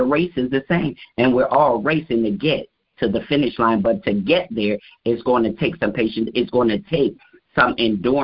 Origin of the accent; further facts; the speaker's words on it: Harrisburg, Pennsylvania, United States; moved away as an adult; now in Maryland, United States; born and raised in Harrisburg, PA. You know, moved to Maryland. Actually, wow, it's been 30 years